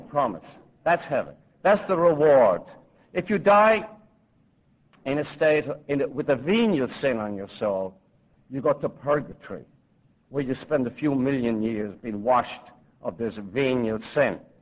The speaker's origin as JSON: {"language": "English", "town": "Limerick", "region": "Munster", "country": "Ireland", "tie": "born or raised there", "moved": "yes", "lives_now": "New York, United States", "said": "growing up in a slum in Limerick"}